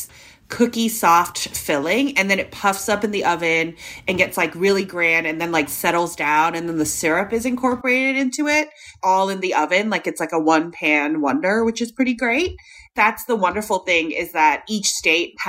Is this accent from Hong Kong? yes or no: yes; Hong Kong; now in United States; growing up in Hong Kong